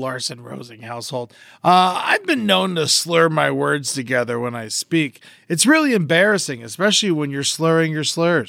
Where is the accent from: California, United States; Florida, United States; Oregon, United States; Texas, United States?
Florida, United States; I'm from Florida